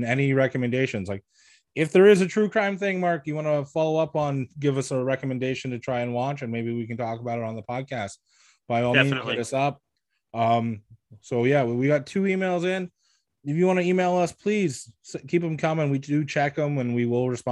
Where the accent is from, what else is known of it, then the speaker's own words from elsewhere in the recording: Quebec, Canada; moved away; also born or lived in Alberta / Edmonton; I was born in Alberta, but I lived my whole life in Quebec until I moved to Edmonton